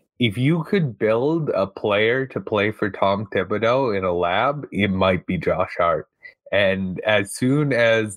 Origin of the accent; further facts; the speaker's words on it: Canada; as a Canadian